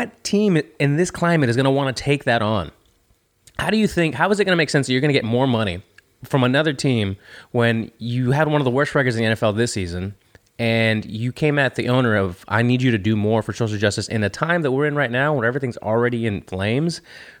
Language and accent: English; Houston, Texas, United States; I say our own because we're from Houston.